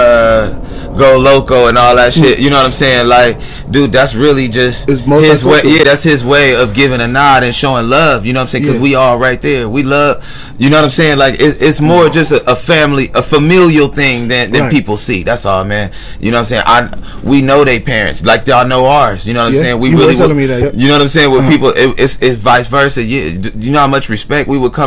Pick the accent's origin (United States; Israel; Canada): United States; Lynwood, California; growing up in Linwood